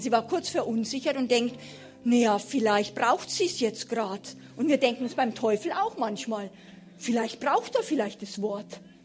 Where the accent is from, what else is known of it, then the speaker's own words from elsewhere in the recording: Germany; als Deutsche